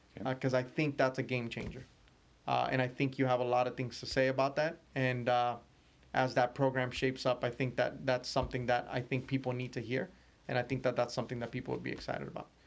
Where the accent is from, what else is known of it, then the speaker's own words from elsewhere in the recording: California, United States; I'm from California